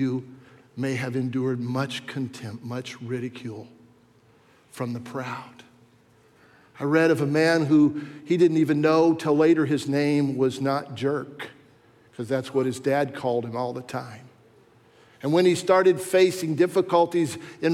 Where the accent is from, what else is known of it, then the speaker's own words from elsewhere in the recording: Warsaw, Virginia, United States; in school when I was in geography class and I was from Warsaw, Virginia